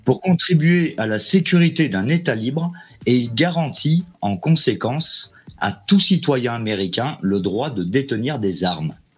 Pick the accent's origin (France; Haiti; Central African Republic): France; je suis français.